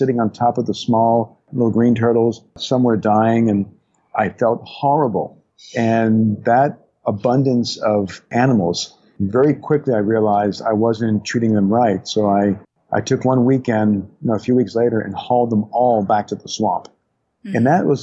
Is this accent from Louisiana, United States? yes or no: yes; New Orleans, Louisiana, United States; a childhood growing up outside New Orleans in Louisiana